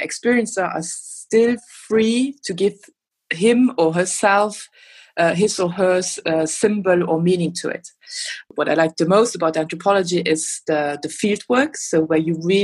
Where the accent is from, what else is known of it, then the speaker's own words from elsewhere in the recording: Luxembourg; now in Berlin, Germany; I'm originally from Luxembourg